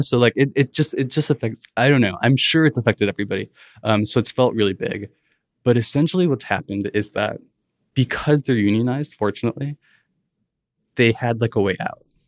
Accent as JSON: {"language": "English", "town": "Rockford", "region": "Illinois", "country": "United States", "tie": "born or raised there", "also_born_or_lived": "Chicago", "said": "I grew up in Rockford, Illinois, around the border with Wisconsin"}